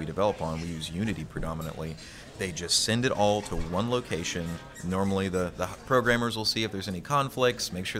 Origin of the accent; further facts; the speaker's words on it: Louisiana, United States; I'm born and raised in Louisiana. I love this place